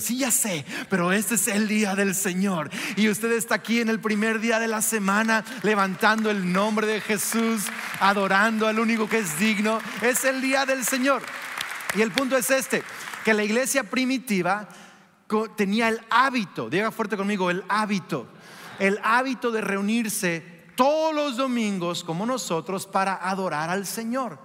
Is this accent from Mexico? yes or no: yes; Mexico; moved away; soy de México, ¿ah? porque parezco güero, pero venía de México